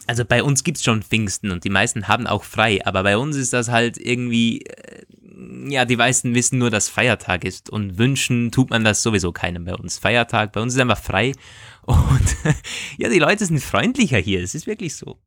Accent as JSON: {"language": "German", "region": "Vorarlberg", "country": "Austria", "moved": "yes", "said": "ich komme aus dem Bundesland Vorarlberg"}